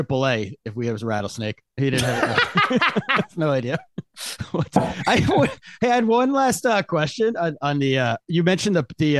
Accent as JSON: {"language": "English", "region": "Pennsylvania", "country": "United States", "tie": "born or raised there", "said": "I grew up in Pennsylvania where we got off the first day of hunting season was a school holiday."}